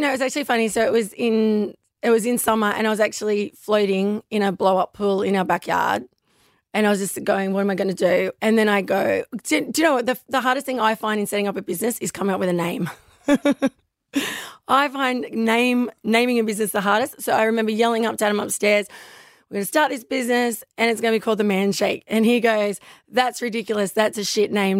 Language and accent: English; Newcastle, New South Wales, Australia; I grew up in Newcastle